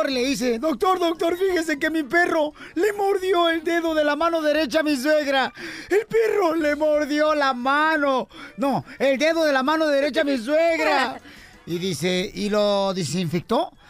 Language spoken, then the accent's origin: Spanish; Albuquerque, New Mexico, United States; Soy de Aburquerque, Nuevo